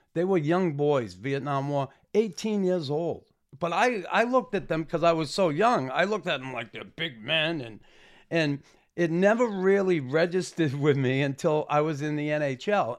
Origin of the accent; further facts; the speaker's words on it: Boston, Massachusetts, United States; now in Canada; Me growing up in Boston